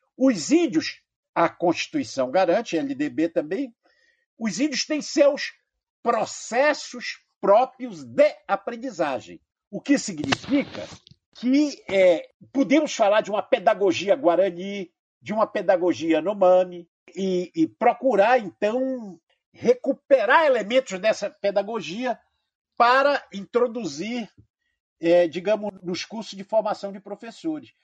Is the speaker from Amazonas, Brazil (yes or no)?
yes; Amazonas, Brazil; porque eu sou amazonense.